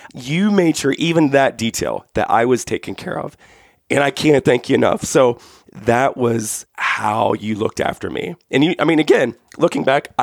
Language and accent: English; just outside of Columbus, Ohio, United States; I grew up just outside of Columbus, Ohio, probably 45 minutes away